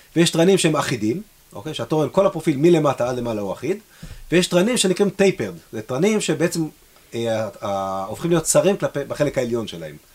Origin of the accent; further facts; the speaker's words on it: Israel; אנחנו ישראלים